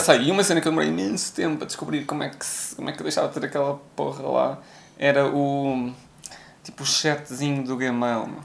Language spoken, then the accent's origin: Portuguese; Viseu, Portugal; also born or lived in Coimbra, Portugal; now in Lisbon, Portugal; venho diretamente de Viseu